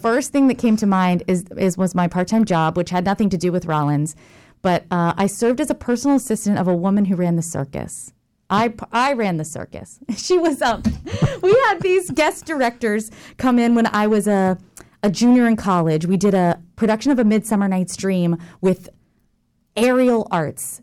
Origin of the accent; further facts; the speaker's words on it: Jacksonville, Florida, United States; I'm from Jacksonville, Florida.